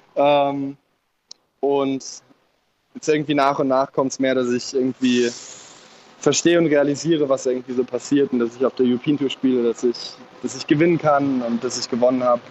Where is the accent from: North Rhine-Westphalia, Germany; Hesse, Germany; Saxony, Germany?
North Rhine-Westphalia, Germany; Cologne; mit unserer kölschen, kölschen Art